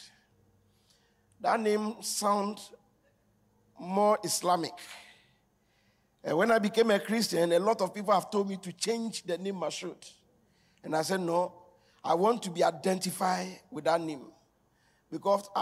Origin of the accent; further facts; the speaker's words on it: Accra, Greater Accra, Ghana; I live in Newtown. I grew up in Newtown.